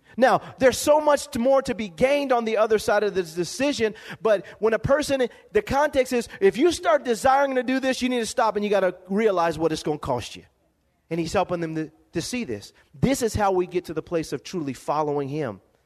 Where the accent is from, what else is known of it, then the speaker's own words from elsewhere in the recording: Lompoc, California, United States; growing up in Lompoc, California, living in a be- one bedroom home